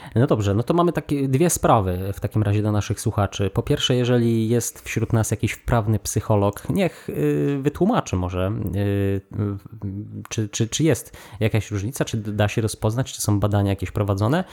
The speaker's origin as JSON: {"language": "Polish", "country": "Poland", "tie": "born or raised there", "moved": "yes", "said": "w tym swoim mieście powiatowym tam się wychowałem"}